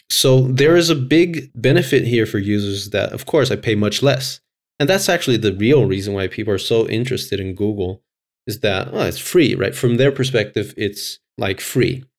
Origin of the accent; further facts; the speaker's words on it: Brazil; now in Finland; I'm from Brazil